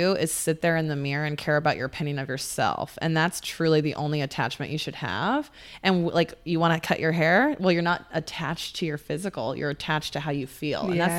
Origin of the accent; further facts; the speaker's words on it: Oregon, United States; now in Scottsdale, United States; in Scottsdale. I'm from Oregon, for goodness sakes.